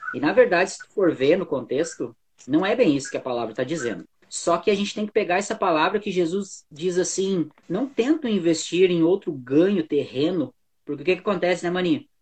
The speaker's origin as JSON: {"language": "Portuguese", "region": "Rio Grande do Sul", "country": "Brazil", "said": "Nós somos aqui do Brasil, do Rio Grande do Sul, aqui perto de Porto Alegre"}